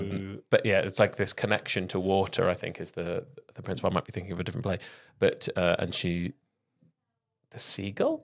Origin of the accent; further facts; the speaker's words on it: Penarth, Wales, United Kingdom; on the coast in Wales, down near Cardiff